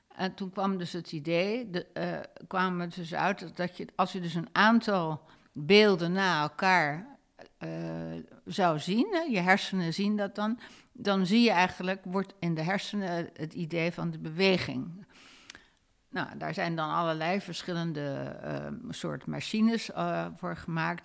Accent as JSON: {"language": "Dutch", "town": "Rotterdam", "region": "South Holland", "country": "Netherlands", "tie": "born or raised there", "also_born_or_lived": "San Francisco, United States", "moved": "yes", "said": "Ik ben in Rotterdam opgegroeid."}